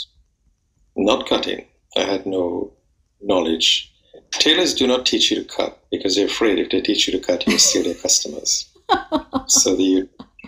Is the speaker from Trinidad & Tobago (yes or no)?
yes; Trinidad & Tobago; moved away as an adult; now in London, United Kingdom; I'm actually from the West Indies, from Trinidad and Tobago.